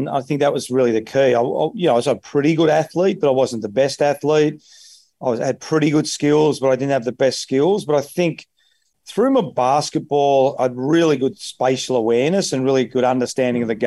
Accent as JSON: {"language": "English", "town": "Donvale", "region": "Victoria", "country": "Australia", "tie": "born or raised there", "said": "I grew up in Donvale"}